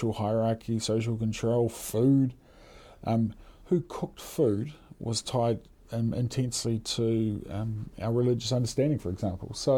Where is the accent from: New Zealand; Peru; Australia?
New Zealand